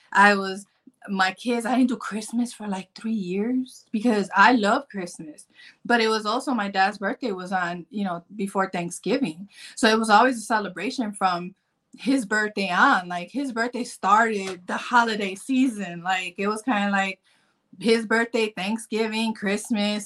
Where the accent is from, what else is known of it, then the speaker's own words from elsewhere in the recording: Chicago, Illinois, United States; I'm from Chicago